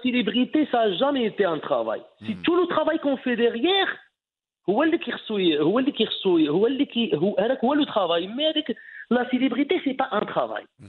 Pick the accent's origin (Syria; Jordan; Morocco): Morocco; Ait Ichou / near Khemisset, Rabat-Salé-Kénitra; moved away; also born or lived in France; انا من تيم كساوين يعني قريب للخميسات